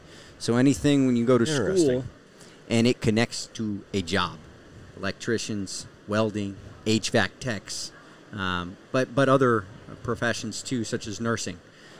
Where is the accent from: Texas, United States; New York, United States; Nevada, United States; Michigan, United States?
Nevada, United States; Las Vegas; moved away as an adult; also born or lived in Washington, D.C.; my hometown of Las Vegas, Nevada.